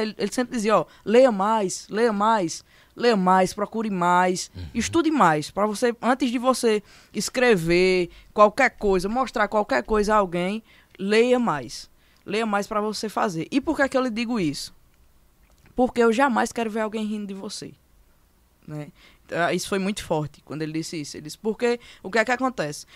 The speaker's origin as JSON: {"language": "Portuguese", "town": "Brejo Santo", "region": "Ceará", "country": "Brazil", "tie": "born or raised there", "moved": "as an adult", "lives_now": "Serra Talhada, Brazil", "said": "Eu sou natural do Brás Santo, Ceará, certo? É, morei a vida todinha lá no Brejo"}